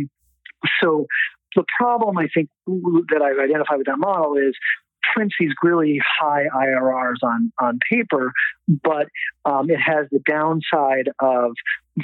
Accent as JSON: {"language": "English", "region": "East Coast", "country": "United States", "tie": "born or raised there", "also_born_or_lived": "London", "moved": "as an adult", "lives_now": "Los Angeles, United States", "said": "I grew up on the East Coast"}